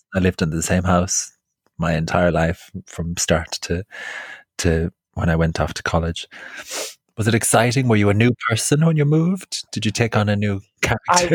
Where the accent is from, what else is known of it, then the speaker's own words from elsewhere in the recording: County Clare, Ireland; now in London, United Kingdom; I grew up in West Clare